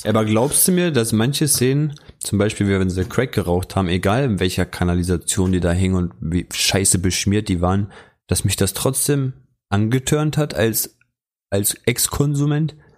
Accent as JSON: {"language": "German", "region": "Lower Saxony", "country": "Germany", "said": "hier bei uns in Niedersachsen"}